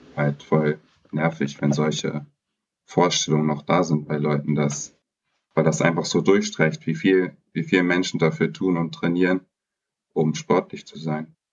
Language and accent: German; Berlin, Germany; now in Hamburg, Germany; ich bin in Berlin geboren und aufgewachsen